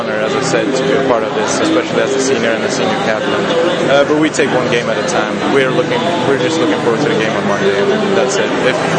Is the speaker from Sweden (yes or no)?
yes; Sweden; moved away as an adult; now in North Andover, United States; I'm from Sweden